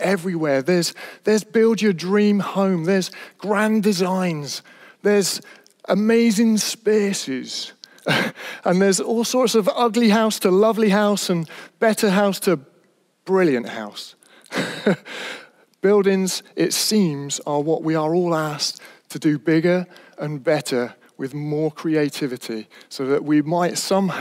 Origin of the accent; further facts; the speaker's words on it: Stroud, South West England, United Kingdom; I was brought up in Stroud in Gloucestershire, the Cotswolds, beautiful place.